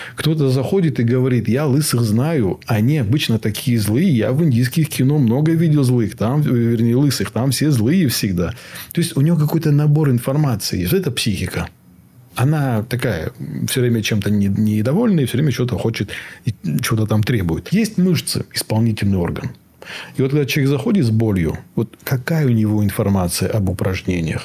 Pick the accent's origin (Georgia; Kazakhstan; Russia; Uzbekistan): Russia; North Ossetia–Alania; Я сам из Осетии